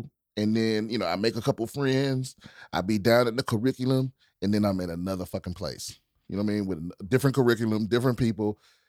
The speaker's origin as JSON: {"language": "English", "region": "Maryland", "country": "United States", "tie": "born or raised there", "also_born_or_lived": "Washington, District of Columbia, United States", "said": "I grew up in PG County, Maryland. So right outside of DC."}